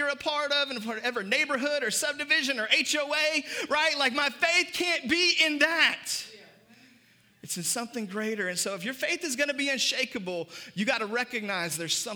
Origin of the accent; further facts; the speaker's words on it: United States; for us as Americans, we can wrap up our identity in red, white, and blue and wrap up our identity in being American. And I'm grateful to be an American